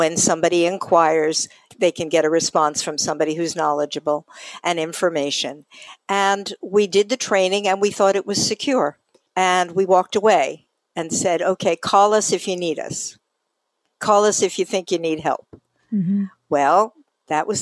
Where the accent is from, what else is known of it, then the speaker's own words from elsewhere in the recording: New York, United States; moved away; I come from New York originally